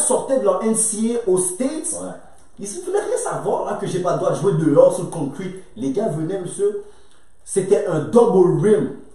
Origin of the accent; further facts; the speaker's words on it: le Nord, Quebec, Canada; also born or lived in Manitoba; j'ai grandi dans le Nord avec une mentalité un petit peu sweet